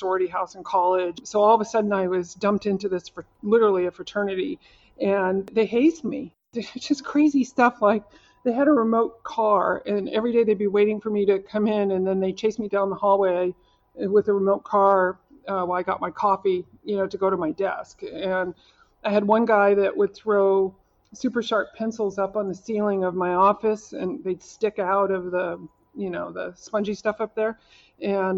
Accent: Oklahoma, United States; I'm from Oklahoma. I went to school in Oklahoma

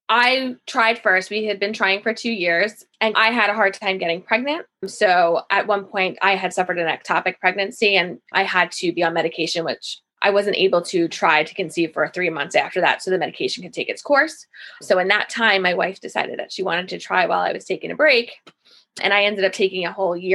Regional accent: Massapequa, New York, United States; I'm from Massapequa in Long Island.

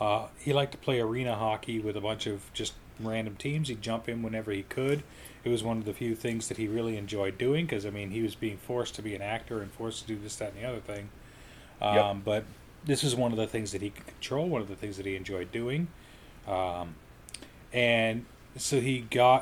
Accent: Colorado, United States; growing up in Colorado

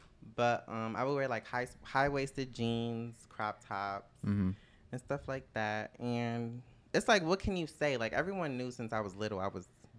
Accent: United States; Growing up near New York, I was always there.

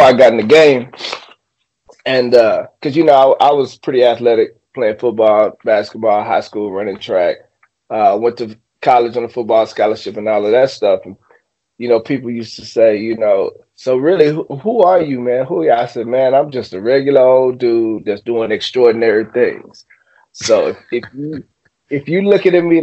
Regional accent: Sherman, Texas, United States; I come from a small town. I come from Sherman, Texas. Very small town.

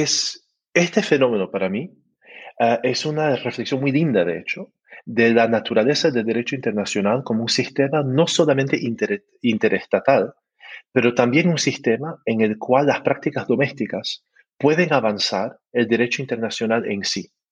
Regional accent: Canada; Spanish is a second language; soy canadiense

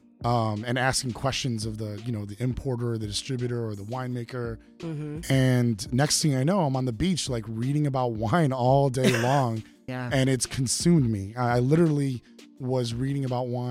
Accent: Evanston, Illinois, United States; born and raised in Evanston, Illinois, about 20 miles north of Chicago

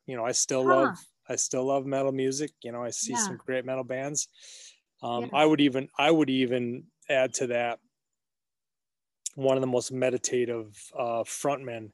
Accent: Minneapolis, Minnesota, United States; now in Wisconsin, United States; I'm from Minneapolis.

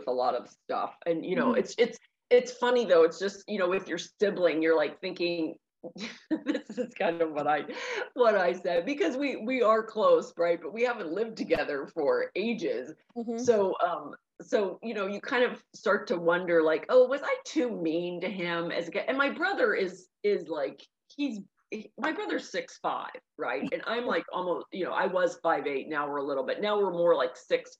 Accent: Pittsburgh, Pennsylvania, United States; I grew up in Pittsburgh, and the area that I grew up in, it's less than 1 square mile, but it's one of the densest suburbs in Pittsburgh

